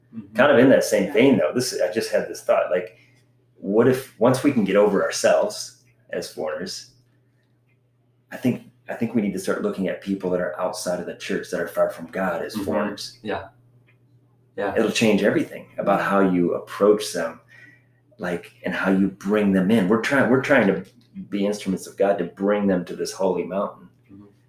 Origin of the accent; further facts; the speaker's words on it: United States; moved away as an adult; being an American